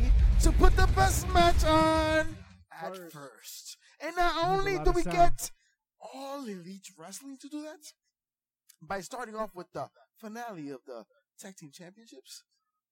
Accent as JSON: {"language": "English", "town": "Union City", "region": "New Jersey", "country": "United States", "tie": "born or raised there", "said": "where we were growing up in Union City, an urban district"}